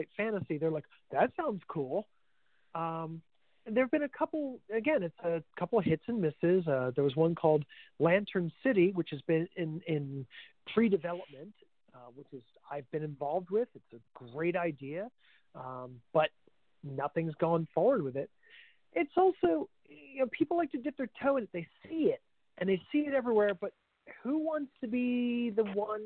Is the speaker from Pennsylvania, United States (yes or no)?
yes; Pennsylvania, United States; I'm from Pennsylvania.